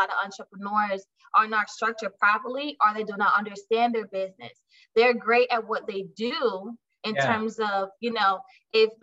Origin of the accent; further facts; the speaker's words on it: Barbados; moved away as an adult; also born or lived in Brooklyn, New York; now in Jacksonville, United States; I'm originally from Barbados, but I moved to Brooklyn back in 2006.